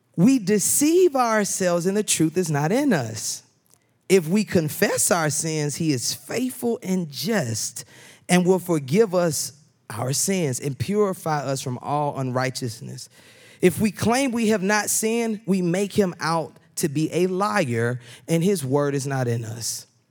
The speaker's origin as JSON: {"language": "English", "town": "Atlanta", "region": "Georgia", "country": "United States", "moved": "yes", "said": "I'm from Atlanta"}